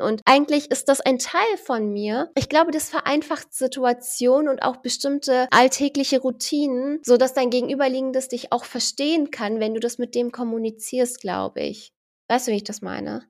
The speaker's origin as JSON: {"language": "German", "region": "Berlin", "country": "Germany", "tie": "born or raised there", "said": "ich bin zwar in Deutschland geboren, ich bin gebürtige Berlinerin"}